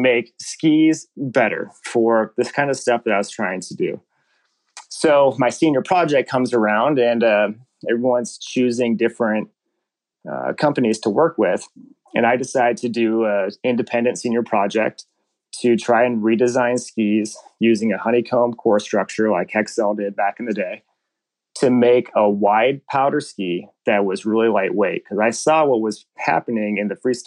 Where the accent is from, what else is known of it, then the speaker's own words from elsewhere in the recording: Washington, United States; I grew up in Washington State skiing at Crystal Mountain